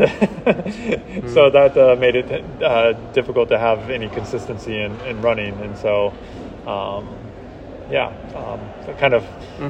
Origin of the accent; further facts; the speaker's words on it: a town outside Seattle, Washington, United States; moved away; also born or lived in Salt Lake City, Utah; I'm from Washington State, so yeah. a town right outside Seattle